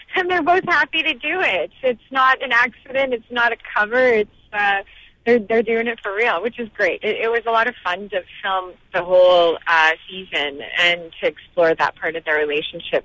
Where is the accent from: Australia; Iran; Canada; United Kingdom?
Canada; I was born in Canada